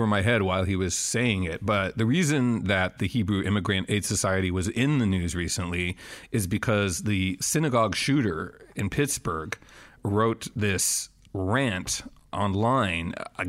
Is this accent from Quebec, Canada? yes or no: yes; Montreal, Quebec, Canada; I grew up in Montreal, Canada